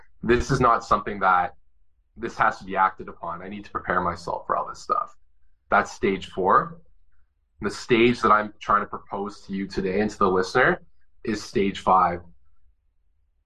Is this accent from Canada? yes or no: yes; Canada; for me as a Canadian